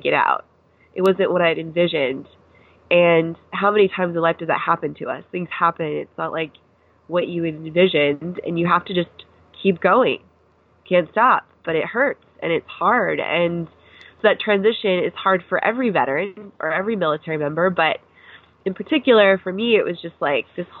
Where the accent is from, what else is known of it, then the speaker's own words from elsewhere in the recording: Seattle, Washington, United States; moved away as an adult; also born or lived in Pennsylvania / Camp Pendleton, California; I am from Seattle, Washington. So I grew up there